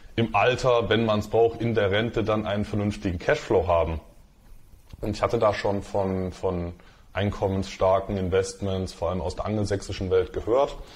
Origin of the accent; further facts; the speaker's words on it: Dresden, Saxony, Germany; Ich bin in, bin in Dresden aufgewachsen